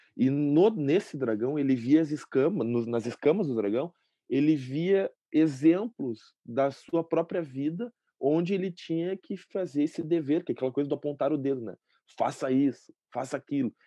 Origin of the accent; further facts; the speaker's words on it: Porto Alegre, Rio Grande do Sul, Brazil; Nasci aqui em Porto Alegre, moro aqui em Porto Alegre também